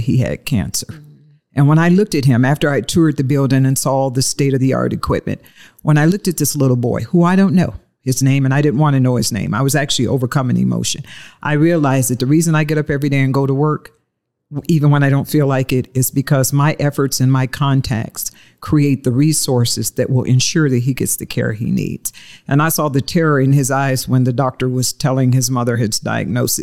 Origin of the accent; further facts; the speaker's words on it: Detroit, Michigan, United States; moved away; I was born and raised in Motown